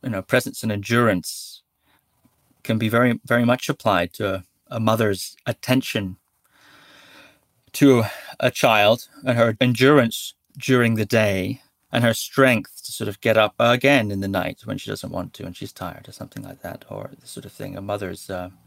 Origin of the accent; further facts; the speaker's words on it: Shetland Islands, Scotland, United Kingdom; I grew up on the Shetland Islands